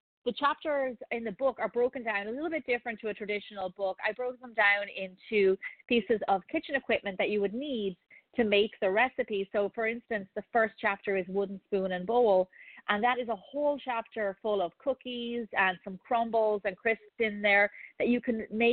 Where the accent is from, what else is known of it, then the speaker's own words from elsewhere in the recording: Ireland; moved away; growing up in Ireland